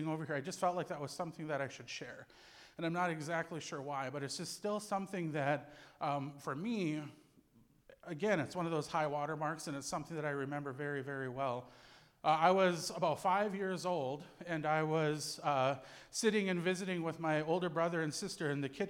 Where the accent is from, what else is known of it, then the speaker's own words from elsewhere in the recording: Cass Lake, Minnesota, United States; So I was born and raised on the Leech Lake Indian Reservation in north central Minnesota.